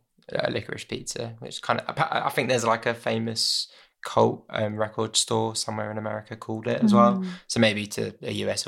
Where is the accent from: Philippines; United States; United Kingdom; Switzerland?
United Kingdom; Southend-on-Sea, East of England; my experiences growing up in Southend-on-Sea